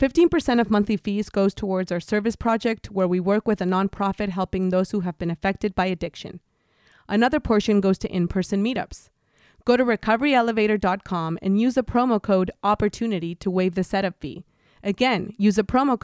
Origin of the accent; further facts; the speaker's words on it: Mexico; I'm born and raised in Mexico.